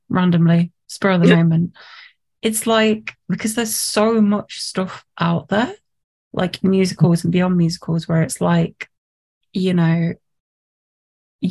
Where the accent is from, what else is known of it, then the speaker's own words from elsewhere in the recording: Nottinghamshire, East Midlands, United Kingdom; moved away; because I'm from Nottinghamshire, I was thinking about going back to Notts